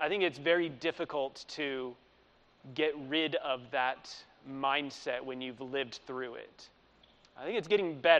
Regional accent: Utah, United States; moved away as an adult; now in Dundalk, Ireland; I grew up in Utah. I lived there from 1988 till 2005. I mean, that's my home.

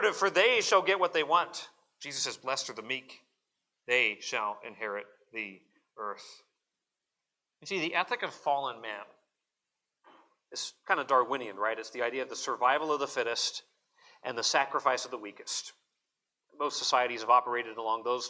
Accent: Arizona, United States; growing up in Arizona

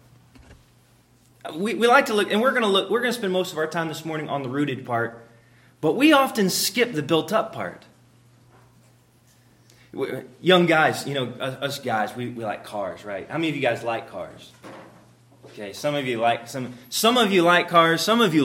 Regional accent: Florida, United States; I was raised in Florida

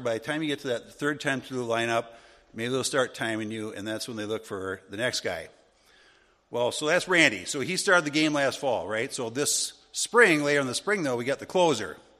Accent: Wisconsin, United States; where I grew up in Wisconsin

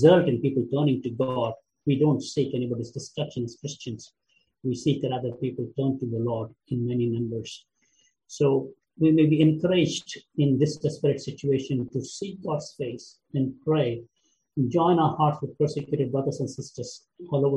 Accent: India; moved away; my home country, India

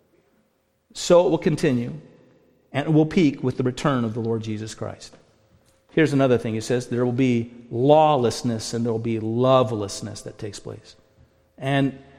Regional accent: United States; also born or lived in Canada; being an American

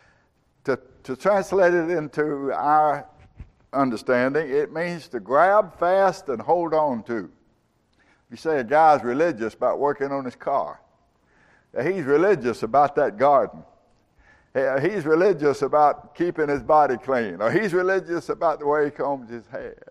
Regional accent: Georgia, United States; I grew up with in Georgia

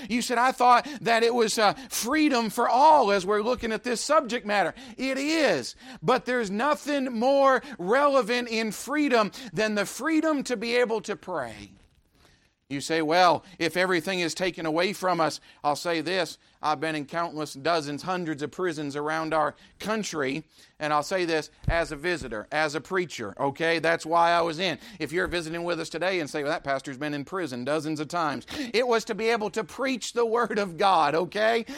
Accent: United States; I'm an American

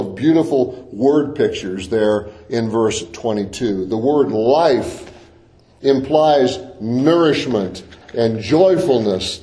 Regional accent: Deep South, United States; growing up in the Deep South, I spent a lot of time outdoors

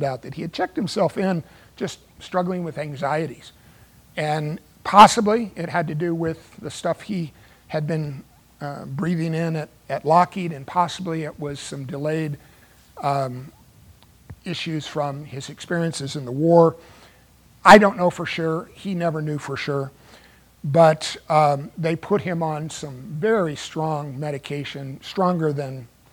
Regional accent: Dallas, Texas, United States; moved away as an adult; now in Los Angeles, United States; when I was 20 years old, I moved back on my own from Dallas back here to the Los Angeles area

